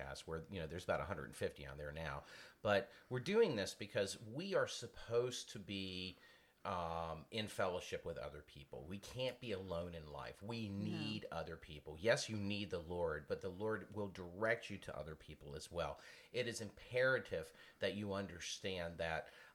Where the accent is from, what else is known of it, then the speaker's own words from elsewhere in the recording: Virginia, United States; I had to use the word ain't because I'm from the South, from Virginia